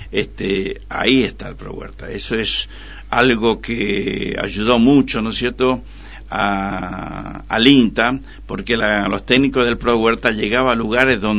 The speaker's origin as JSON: {"language": "Spanish", "town": "Pirané", "region": "Formosa", "country": "Argentina", "said": "soy de Pirané. Y mi mamá, ama de casa, y mi papá, sastre."}